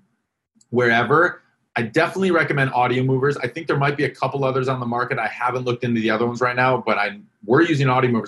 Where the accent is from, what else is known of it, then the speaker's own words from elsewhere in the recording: Wisconsin, United States; Sheboygan, Wisconsin. All right, my home state